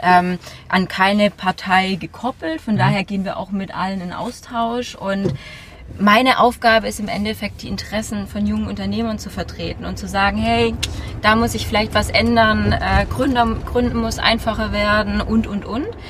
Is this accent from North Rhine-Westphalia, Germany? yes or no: no; Stuttgart, Baden-Württemberg, Germany; ich komme ja eigentlich aus Stuttgart, bin aber jetzt des Öfteren in Berlin